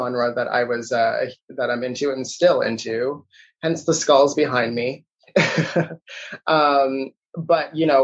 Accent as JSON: {"language": "English", "town": "Toronto", "region": "Ontario", "country": "Canada", "tie": "born or raised there", "said": "I was born and raised in Toronto, Ontario"}